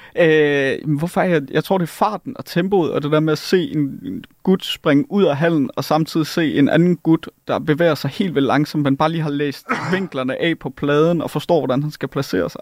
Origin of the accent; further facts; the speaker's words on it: Jutland, Denmark; Jeg er jyde.